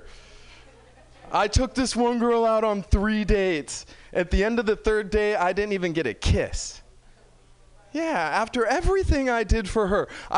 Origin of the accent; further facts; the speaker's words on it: San Francisco, California, United States; I'm from San Francisco